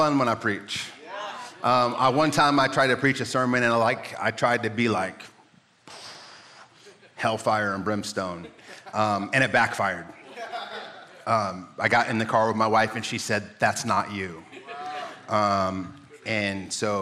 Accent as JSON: {"language": "English", "region": "Midwest", "country": "United States", "tie": "born or raised there", "moved": "yes", "lives_now": "San Diego, United States", "said": "I'm from the Midwest, and so like, Tornado Alley"}